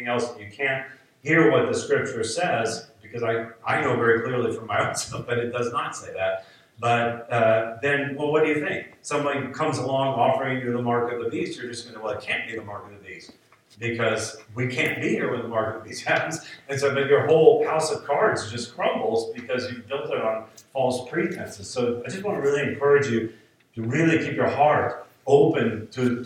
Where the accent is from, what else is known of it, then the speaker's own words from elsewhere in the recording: United States; I'm an American